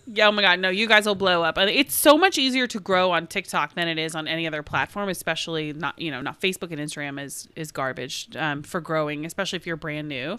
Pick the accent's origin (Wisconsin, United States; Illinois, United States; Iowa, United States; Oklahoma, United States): Oklahoma, United States; we're from Oklahoma